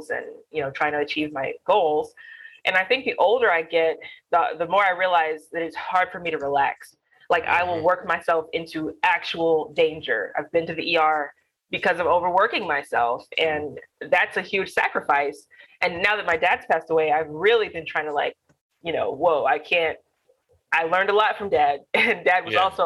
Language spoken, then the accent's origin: English; Alabama, United States; I am Black. I am from Alabama